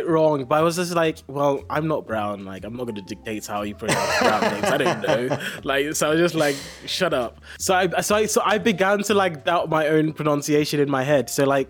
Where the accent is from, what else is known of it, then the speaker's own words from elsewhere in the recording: Nigeria; accent: English; now in United Kingdom; So I sound very, very English, but I'm actually Nigerian.